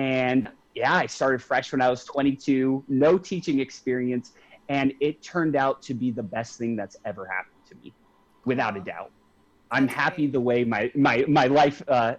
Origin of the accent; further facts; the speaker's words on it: Avondale, Arizona, United States; now in Scottsdale, United States; I'm originally from Avondale